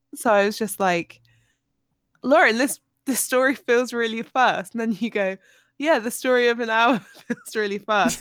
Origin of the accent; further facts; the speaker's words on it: United Kingdom; as a Brit in s, the southern states of America